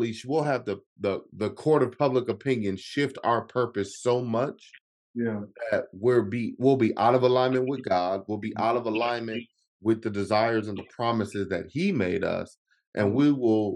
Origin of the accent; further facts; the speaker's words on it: Chicago, Illinois, United States; I'm originally from Chicago